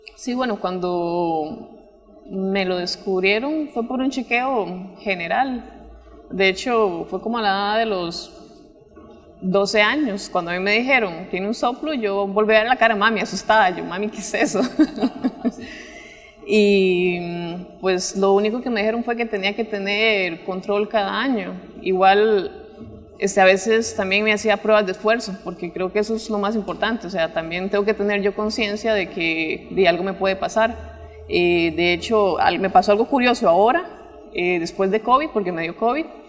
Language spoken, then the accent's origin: Spanish; Pavas, San José, Costa Rica; also born or lived in Guanacaste; soy de Pavas, pero mis papás son de Guanacaste